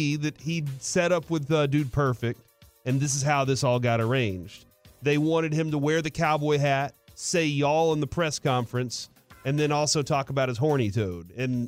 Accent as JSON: {"language": "English", "region": "Texas", "country": "United States", "said": "So for y'all, and I did say y'all because I'm Texan."}